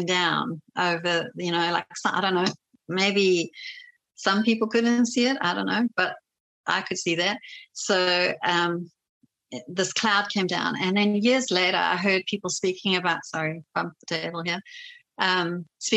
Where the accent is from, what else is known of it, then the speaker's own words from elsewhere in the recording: South Africa; moved away; a South African 20-year-old